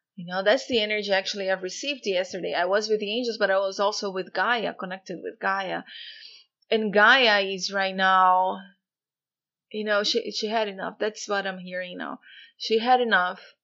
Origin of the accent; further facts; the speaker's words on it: Brazil; moved away; I'm actually Brazilian, born and raised in Brazil, and I don't live there anymore for many years now.